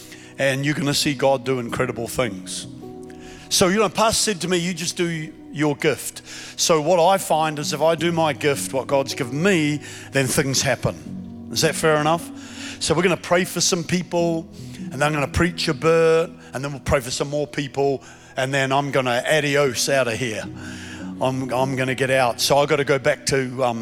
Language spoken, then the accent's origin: English; Queensland, Australia; I'm from Queensland, Australia